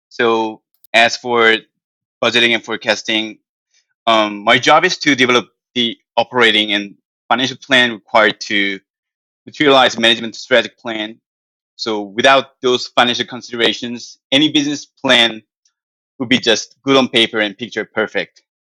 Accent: South Korea; English is a second language; moved away as an adult; now in United States; I'm from South Korea

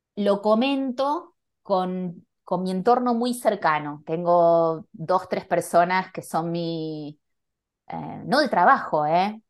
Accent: Buenos Aires, Argentina; moved away as an adult; also born or lived in Barcelona / Panama / New York; now in Madrid, Spain; nací en Argentina, en Buenos Aires, me fui muy joven a Barcelona, viví muchos años, creo que 15, 14 años en, en Barcelona

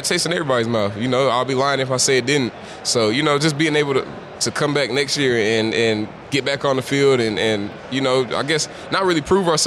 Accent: Atlanta, Georgia, United States; I'm from Atlanta.

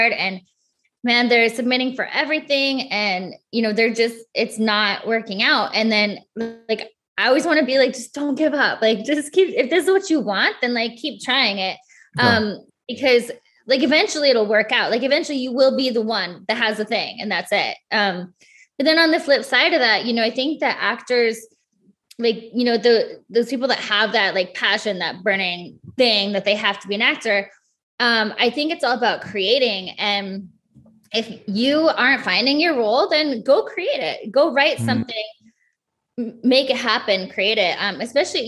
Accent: Midwest, United States; I grew up in the Midwest in a very small town.

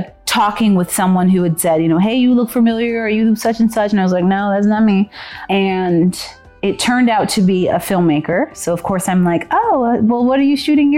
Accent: Texas, United States; moved away; also born or lived in Berkeley; I'm from Texas

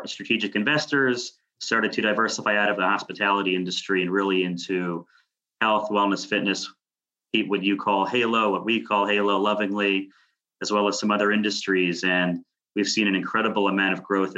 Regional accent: Westchester County, New York, United States; moved away as an adult; now in New York City, United States; I'm from Westchester County, New York. I live in the city with my beautiful wife and 19-month-old baby.

